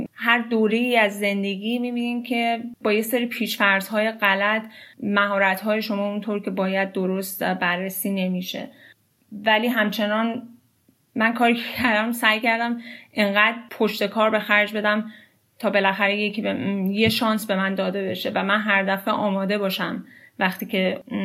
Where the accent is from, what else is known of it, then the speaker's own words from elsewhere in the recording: Iran; moved away as an adult; now in United States; من الان هشت ساله که از ایران مهاجرت کردم لیسانس هم رو تو ایران خوندم